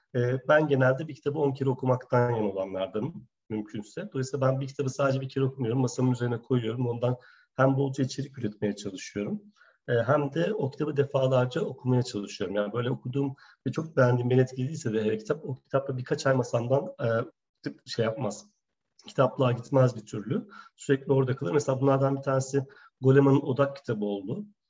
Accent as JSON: {"language": "Turkish", "region": "Gaziantep", "country": "Turkey", "tie": "born or raised there", "also_born_or_lived": "Ankara", "moved": "as an adult", "said": "ben Antepliyim"}